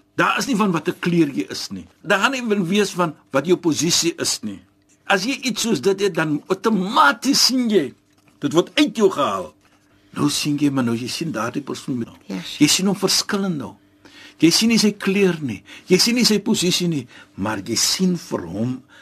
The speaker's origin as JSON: {"language": "Afrikaans", "country": "South Africa", "said": "ek as 'n Suid-Afrikaner"}